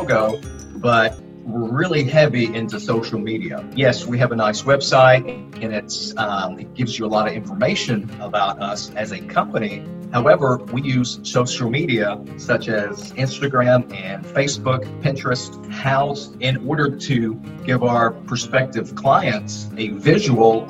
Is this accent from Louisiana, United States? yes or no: no; Sturgis, Kentucky, United States; moved away; I am from Sturgis, Kentucky. It's a very hard-working community. It's coal mines, it's farming, and it's construction, and it's odd jobs that get people by there. You know, it's a very hard-working community, and that's where I grew up.